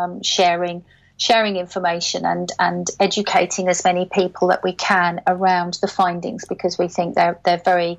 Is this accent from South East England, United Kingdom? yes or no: yes; Caterham, South East England, United Kingdom; my hometown a bit of an airing. It's called Caterham, and it's near Gatwick Airport.